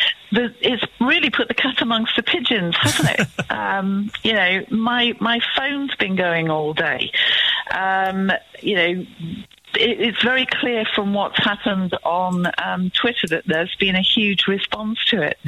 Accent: Manchester, North West England, United Kingdom; I grew up in Mossside.

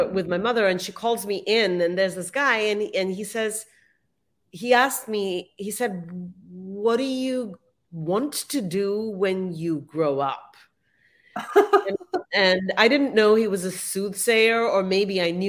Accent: Mumbai, Maharashtra, India; moved away as an adult; now in United States; I grew up in Mumbai and I left as a young adult to come to the US

